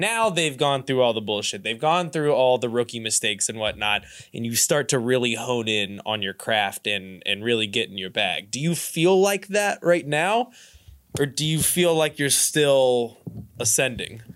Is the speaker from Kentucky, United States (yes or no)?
yes; Louisville, Kentucky, United States; moved away as an adult; now in Cincinnati, United States; I'm from Louisville, and I moved up here, like, six years ago